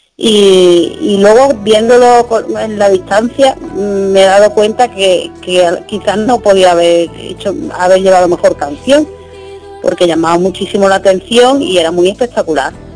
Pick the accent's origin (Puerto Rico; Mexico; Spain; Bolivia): Spain; Fuengirola, Andalusia; aquí en Conchirola, mi pueblo